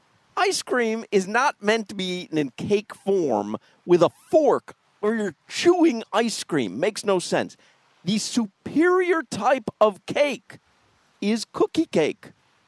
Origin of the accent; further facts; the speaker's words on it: Chicago, Illinois, United States; Well, I do believe, now growing up in Chicago, pizza comes square cut.